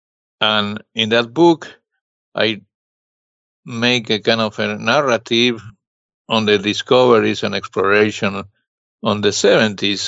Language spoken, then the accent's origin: English; Buenos Aires, Argentina; now in New York City, United States; I grew up in Argentina, Buenos Aires